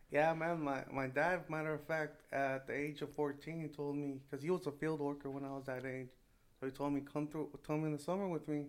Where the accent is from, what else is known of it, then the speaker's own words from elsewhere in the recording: Salinas, California, United States; I grew up in Salinas, California